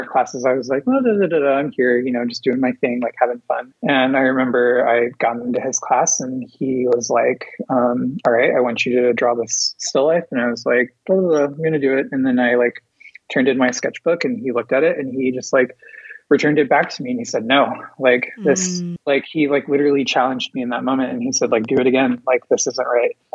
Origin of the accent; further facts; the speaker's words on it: Dallas, Texas, United States; moved away as an adult; now in Kansas City, Missouri, United States; I was born and raised in Dallas, Texas